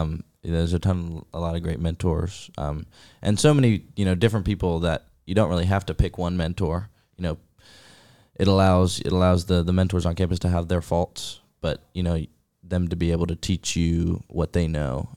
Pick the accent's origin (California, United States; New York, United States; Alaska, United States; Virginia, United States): Virginia, United States; Roanoke; I'm from Roanoke, Virginia